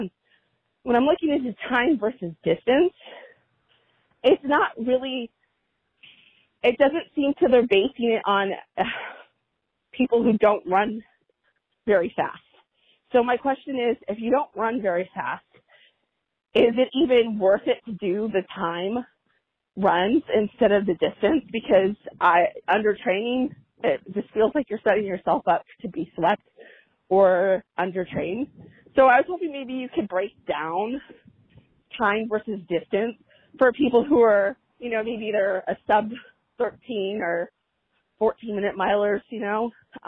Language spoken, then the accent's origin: English; Orange County, California, United States; I'm from Orange County, California.